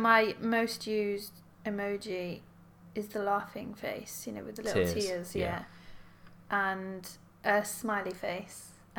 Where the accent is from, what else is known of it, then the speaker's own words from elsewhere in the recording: Aberystwyth, Wales, United Kingdom; also born or lived in Cardiff; I'm from Wales, originally from a place called Aberystwyth, which is on the west coast of Wales. It's a beautiful university seaside town.